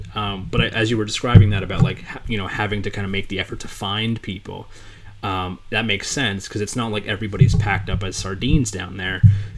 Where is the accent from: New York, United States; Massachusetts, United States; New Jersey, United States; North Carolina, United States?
New Jersey, United States; So I'm East Coast. I grew up in Jersey.